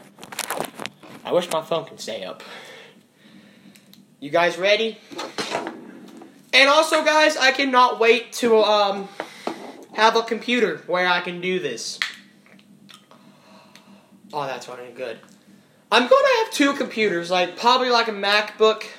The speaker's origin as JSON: {"language": "English", "country": "United States", "said": "I'm American"}